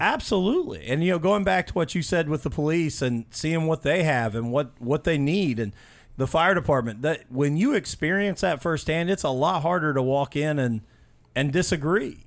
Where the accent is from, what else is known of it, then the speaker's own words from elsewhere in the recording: Mitchell, Indiana, United States; I grew up in Mitchell, Indiana, just south of here